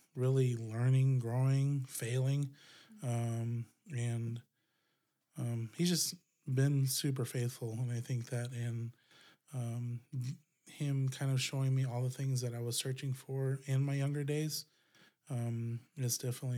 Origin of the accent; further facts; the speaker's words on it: Gila River area, south of Phoenix, Arizona, United States; moved away as an adult; now in Flagstaff, United States; I grew up down in Gila area. That's south of Phoenix